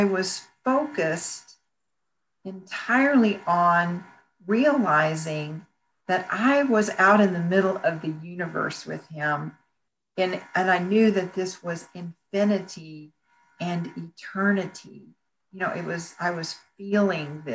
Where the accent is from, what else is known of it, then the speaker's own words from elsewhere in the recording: Bryan, Texas, United States; moved away; also born or lived in Houston; I decided to stay in my hometown of Bryan